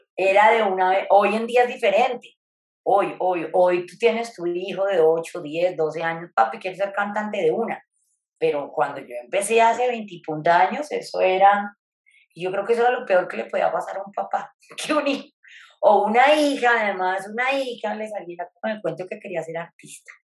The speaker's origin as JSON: {"language": "Spanish", "region": "Bogotá", "country": "Colombia", "moved": "as an adult", "lives_now": "Tesalia, Colombia", "said": "yo soy bogotana, en este momento estoy en Bogotá"}